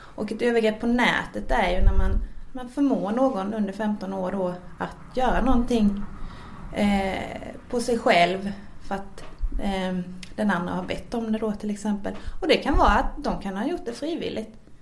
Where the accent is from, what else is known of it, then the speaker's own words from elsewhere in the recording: Växjö, Kronoberg County, Sweden; jag kommer från Växjö